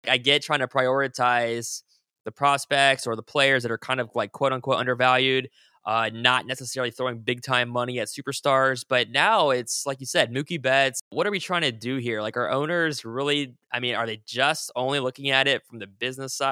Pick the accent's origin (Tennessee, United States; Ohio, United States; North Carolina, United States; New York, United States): Ohio, United States; now in Virginia, United States; I'm in Virginia now, but, um, yeah, I, uh, actually, when I started with the crib, I was already here in Virginia, but I am from Ohio